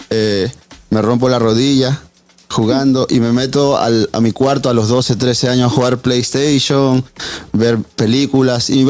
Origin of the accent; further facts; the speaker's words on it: Lima, Peru; moved away; also born or lived in New York; Yo originalmente soy de Lima, Perú pero mis padres decidieron ser unos gitanos de la vida y nos fuimos para Nueva York